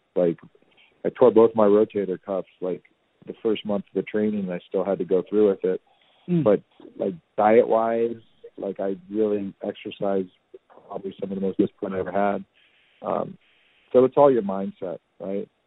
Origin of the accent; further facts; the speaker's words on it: Danville, California, United States; moved away as an adult; now in New York City, United States; I grew up in a really cool suburb in Northern California called Danville